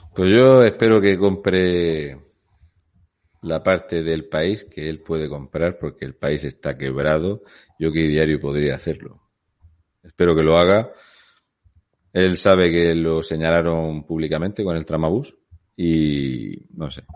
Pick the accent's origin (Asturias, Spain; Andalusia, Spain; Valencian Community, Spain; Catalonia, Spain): Asturias, Spain; yo vengo de Asturias